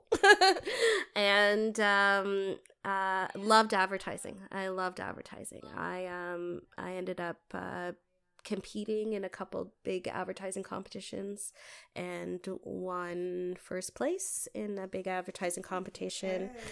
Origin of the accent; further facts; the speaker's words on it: Toronto, Ontario, Canada; moved away as an adult; now in Windsor, Canada; I'm originally from Toronto. I wasn't born here.